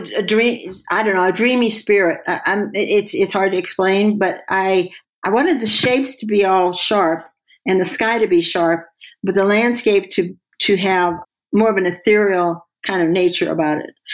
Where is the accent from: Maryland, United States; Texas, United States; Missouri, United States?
Missouri, United States; St. Louis; now in Santa Fe, United States; when I was a kid, I grew up in St. Louis in a suburb